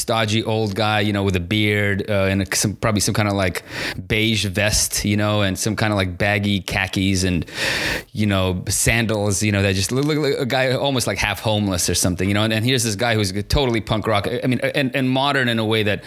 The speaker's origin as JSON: {"language": "English", "town": "San Francisco", "region": "California", "country": "United States", "tie": "born or raised there", "said": "when I was growing up in San Francisco in the 90s"}